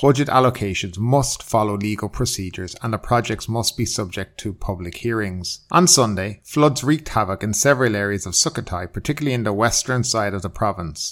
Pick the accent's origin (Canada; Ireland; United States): Ireland; now in Thailand; I'm from Ireland